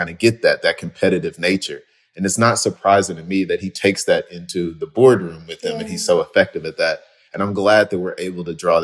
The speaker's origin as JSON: {"language": "English", "region": "the South", "country": "United States", "said": "I'm from the South."}